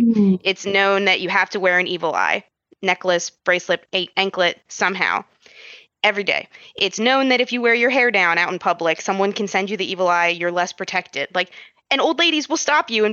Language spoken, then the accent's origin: English; United States; growing up, I was always told, like, you know, I'm American